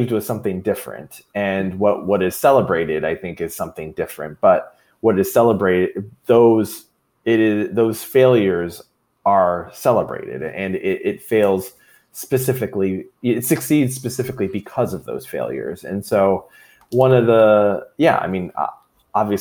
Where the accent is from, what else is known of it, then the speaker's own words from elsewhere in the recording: Troy, Michigan, United States; I grew up in Troy.